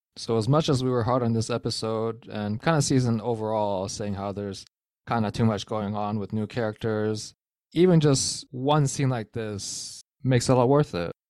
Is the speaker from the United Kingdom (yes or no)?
no; Canada; As a Canadian